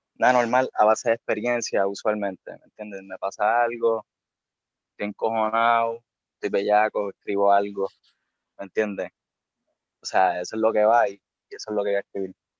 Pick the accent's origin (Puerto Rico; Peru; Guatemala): Puerto Rico; Bayamón; yo soy de Bayamón. Eh, toda mi vida he vivido allí.